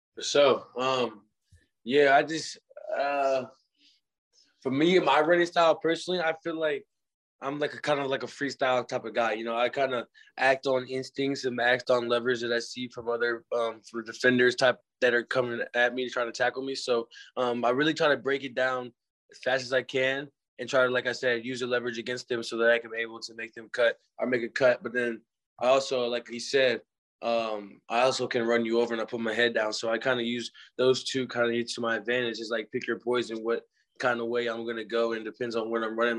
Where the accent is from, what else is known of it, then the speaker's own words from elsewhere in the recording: Missouri, United States; I was a hometown kid